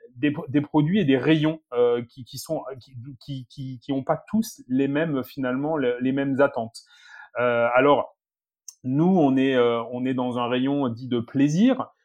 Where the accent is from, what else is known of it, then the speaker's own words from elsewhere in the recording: south-west France, France; je suis originaire du, du sud-ouest de la France, effectivement d'une famille d'agriculteurs